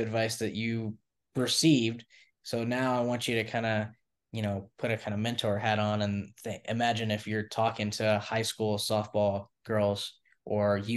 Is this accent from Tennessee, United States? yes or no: yes; Knoxville, Tennessee, United States; I'm from Knoxville, so Tennessee